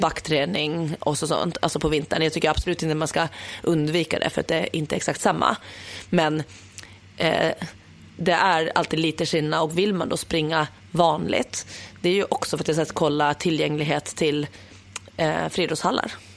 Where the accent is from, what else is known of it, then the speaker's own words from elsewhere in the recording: Åland Islands; now in Stockholm, Sweden; hemma på Åland